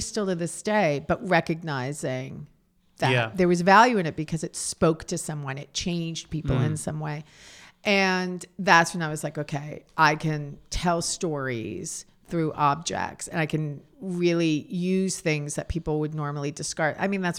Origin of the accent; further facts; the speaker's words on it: New York City, New York, United States; So it was the scene that I grew up with in New York City. So from 1972 to 1982.